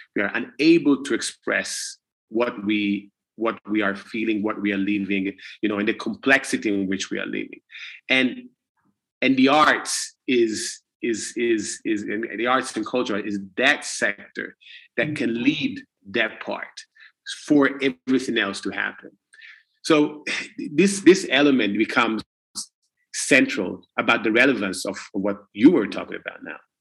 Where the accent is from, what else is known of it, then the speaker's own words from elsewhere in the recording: Italy; when I grew up and when I was born in Italy